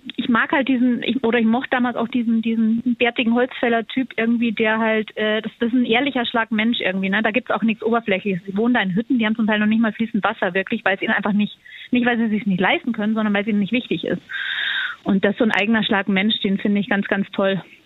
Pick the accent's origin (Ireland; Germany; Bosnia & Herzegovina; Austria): Austria; ich bin ja Österreicherin